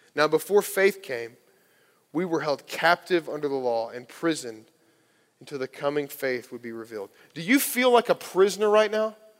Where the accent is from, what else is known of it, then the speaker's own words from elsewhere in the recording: Kentucky, United States; growing up in Kentucky